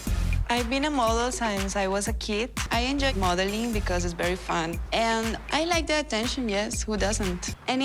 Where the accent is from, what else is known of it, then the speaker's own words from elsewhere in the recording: Bucaramanga, Santander, Colombia; I am from Bucaramanga, Colombia, and I am 25 years old.